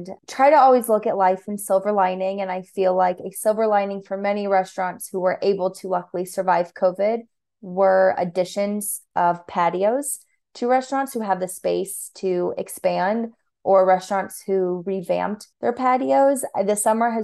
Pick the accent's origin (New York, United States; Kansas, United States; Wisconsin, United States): Kansas, United States; Overland Park; Being from Kansas City myself, being from the suburbs, Leawood, Overland Park area.